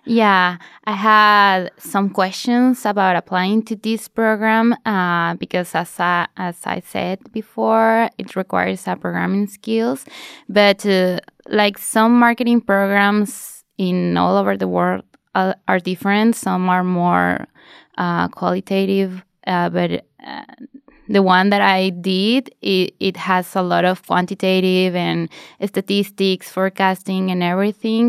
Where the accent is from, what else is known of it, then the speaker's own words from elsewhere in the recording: Mexico; moved away as an adult; now in Norway; I'm from Mexico